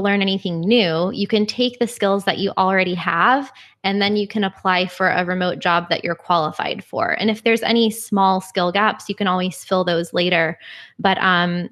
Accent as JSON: {"language": "English", "region": "Florida", "country": "United States", "tie": "born or raised there", "said": "I am from Florida and we didn't grow up with public transportation"}